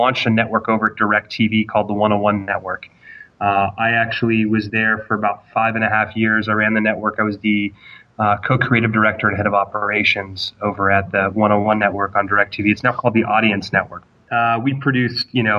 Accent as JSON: {"language": "English", "town": "Sacramento", "region": "California", "country": "United States", "tie": "born or raised there", "said": "I grew up in Sacramento with Colin"}